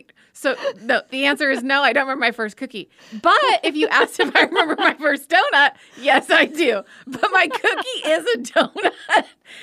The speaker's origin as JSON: {"language": "English", "region": "Southern California", "country": "United States", "tie": "born or raised there", "said": "I grew up in Southern California"}